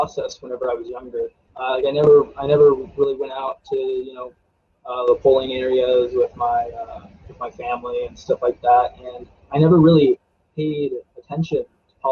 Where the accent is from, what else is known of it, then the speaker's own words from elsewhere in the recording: Frostburg, Maryland, United States; also born or lived in Silver Spring, Maryland; But I was born in Silver Spring, Maryland. And then we moved to Allegheny County, and I've pretty much been like around this area the whole time